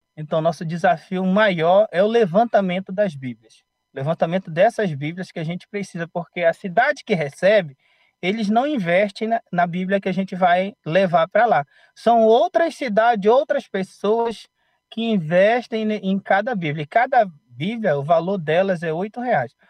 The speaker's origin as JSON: {"language": "Portuguese", "region": "Amapá", "country": "Brazil", "moved": "as an adult", "lives_now": "Aracaju, Brazil", "said": "sou do estado do Amapá, mas moro em Aracaju agora, Sergipe"}